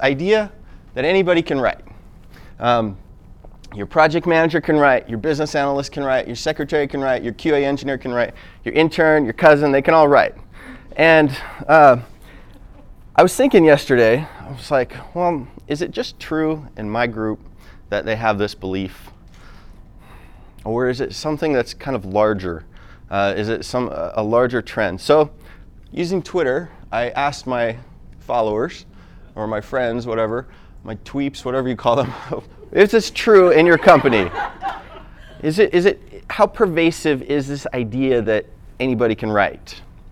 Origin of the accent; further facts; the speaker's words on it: United States; now in Utah, United States; I'm actually from Washington, but I live in Utah, came out here.